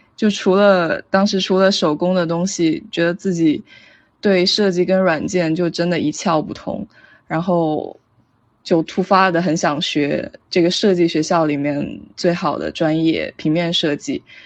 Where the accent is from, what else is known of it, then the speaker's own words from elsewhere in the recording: Shenzhen, Guangdong, China; moved away as an adult; also born or lived in Providence, Rhode Island, United States; 我出生于深圳，是一名正在学习中的平面设计师。呃，目前就读于罗德岛设计学院